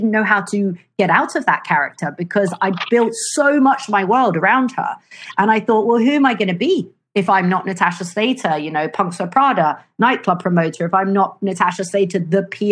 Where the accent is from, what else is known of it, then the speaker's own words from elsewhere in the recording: London, United Kingdom; now in Italy; I grew up in London